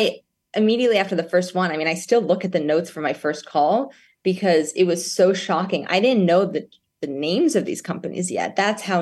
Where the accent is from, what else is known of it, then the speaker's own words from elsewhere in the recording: New York, United States; I grew up in New York, and a single mother raised me who owns a real estate company